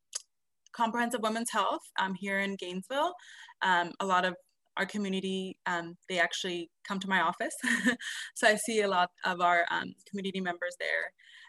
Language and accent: English; Ecuador; also born or lived in Brazil / Colombia / Panama; My mom is Brazilian and my dad is Ecuadorian. I was born in Brazil, but I never really lived there. I grew up a lot in Ecuador, and my dad was a temple president there.